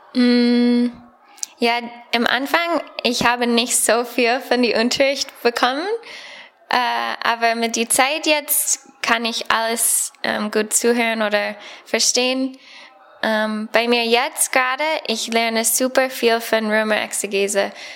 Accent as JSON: {"language": "German", "country": "United States", "second_language": "German", "moved": "as an adult", "lives_now": "Germany", "said": "ich komme aus Amerika"}